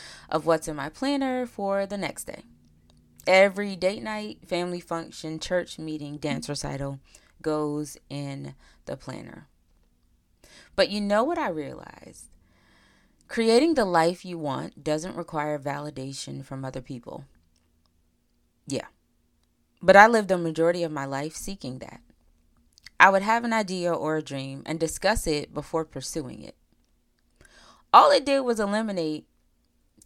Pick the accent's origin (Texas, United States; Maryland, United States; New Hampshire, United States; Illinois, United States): Maryland, United States; Pocomoke City; I'm a girl from Pocomoke City, Maryland, not Maryland. I'm from the Eastern Shore, not Baltimore.